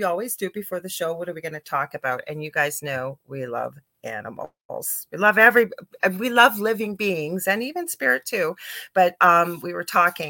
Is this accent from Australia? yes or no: no; Canada; I'm a Canadian clairvoyant medium